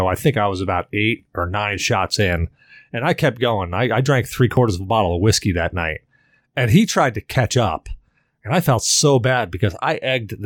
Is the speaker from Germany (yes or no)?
no; Salem, United States; I grew up in Salem